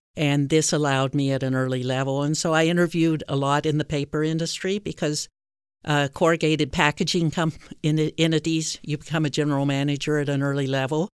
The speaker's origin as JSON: {"language": "English", "region": "Virginia", "country": "United States", "tie": "born or raised there", "also_born_or_lived": "Canada / Jamaica", "said": "and then I moved to Virginia, which is where I did most of my schooling, high school, gr-, gr-, grade school and high school."}